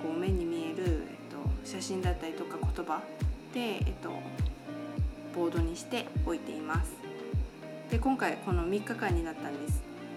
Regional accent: Japan; also born or lived in United States / Taiwan; 私は日本の田舎で育ち

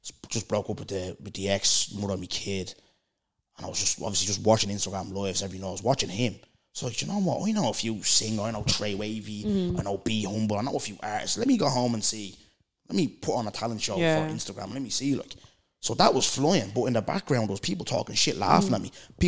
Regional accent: Brookfield, Ireland; I come from Brookfield, where lads know nothing but selling drugs and sitting on the dole.

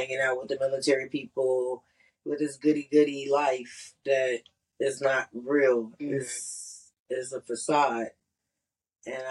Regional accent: Cleveland, Ohio, United States; moved away; also born or lived in Kentucky / Charleston; I'm from Cleveland, Ohio

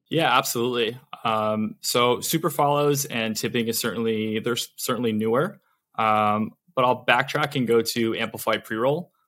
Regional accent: Connecticut, United States; moved away as an adult; also born or lived in Vermont / New York City; now in Los Angeles, United States; I'm actually from Connecticut originally. Um, grew up there

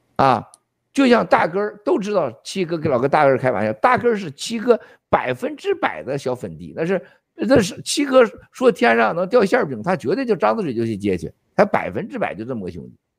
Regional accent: China; moved away; 我们中国人

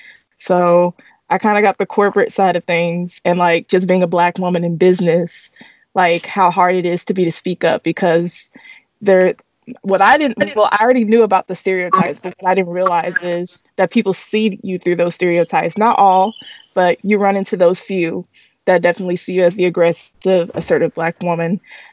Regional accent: Atlanta, Georgia, United States; I grew up right here in Atlanta, Georgia, so majority Black neighborhood.

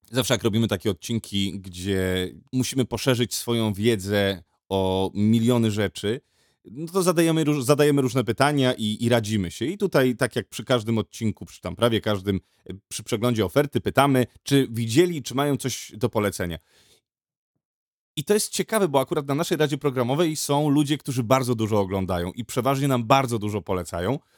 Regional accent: Łódź, Łódź Voivodeship, Poland; Ja jestem młodziak Łodziak

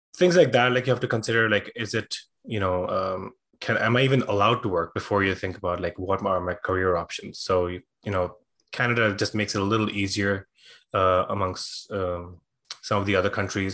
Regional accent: India; moved away as an adult; also born or lived in Dublin, Ireland; I was born and raised in India

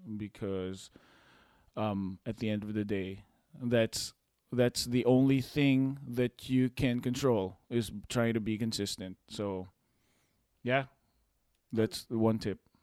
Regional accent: Philippines; moved away; we came from a from the Philippines and third world country

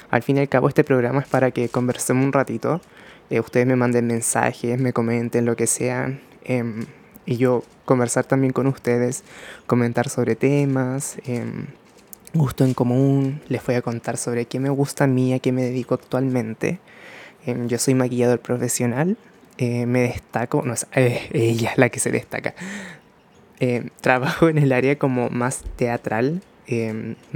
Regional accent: Chile; also born or lived in Japan; como puedan pronunciarlo. Soy japonés chileno, actualmente cuando estoy grabando esto tengo 21 años. Em, nací en el año 2000

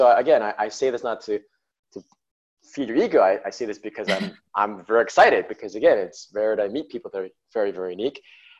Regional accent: New York, United States; so I'm born and raised in New York, so I'm American, but ethnically I'm Chinese.

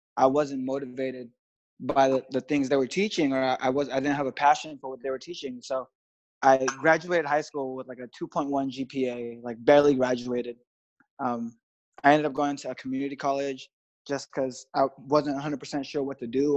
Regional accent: Los Angeles, California, United States; I'm from Los Angeles, so it's always beautiful out here

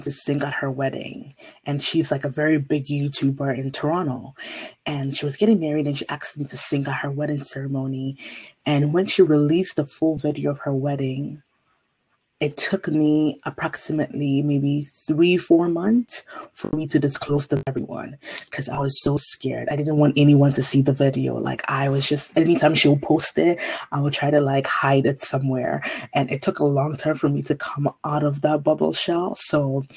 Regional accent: Ghana; moved away; I was born and raised in Ghana, West Africa

